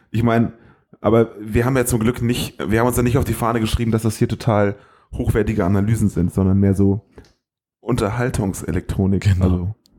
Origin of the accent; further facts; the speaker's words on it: the North, Northern Germany, Germany; wir kommen aus dem Norden, da sagt man Moin